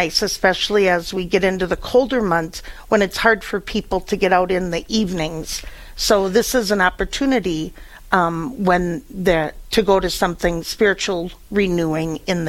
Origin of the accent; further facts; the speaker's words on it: Fargo, North Dakota, United States; moved away as an adult; also born or lived in Illinois; now in Fargo, United States; I grew up in Fargo.